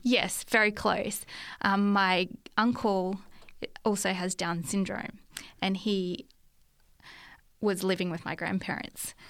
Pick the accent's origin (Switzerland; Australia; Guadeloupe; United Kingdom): Australia; Brisbane, Queensland; moved away as an adult; now in Lake Macquarie, Australia; I was born in Brisbane.